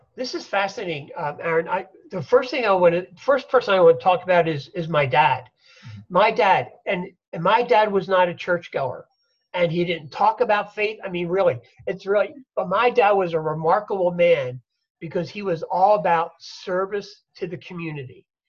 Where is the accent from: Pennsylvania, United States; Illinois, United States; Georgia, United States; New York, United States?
Pennsylvania, United States; Philadelphia; I'm a Philadelphia boy. I grew up in Philly